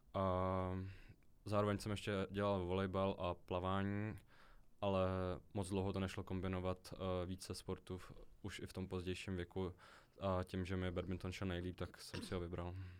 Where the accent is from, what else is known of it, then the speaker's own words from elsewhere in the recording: Český Krumlov, South Bohemian Region, Czechia; jelikož jsem z Českého Krumlova